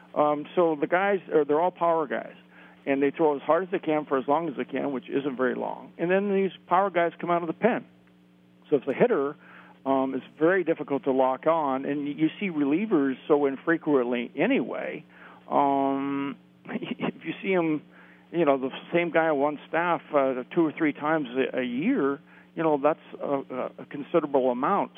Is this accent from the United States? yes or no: yes; suburb of LA, Southern California, United States; I grew up in the Southern California area, suburb